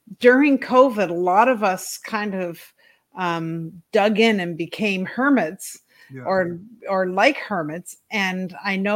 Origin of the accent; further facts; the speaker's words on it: Ontario, Canada; also born or lived in East Coast, Canada; I was born in Ontario in Canada, and I lived with both my parents until I was 8